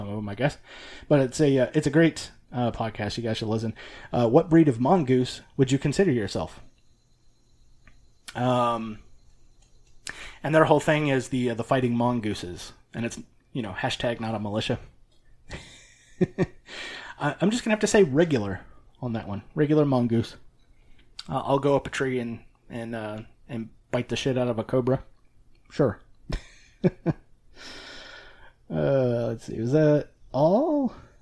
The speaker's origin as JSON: {"language": "English", "region": "the South", "country": "United States", "said": "being a Southerner, we have Bluebell down here"}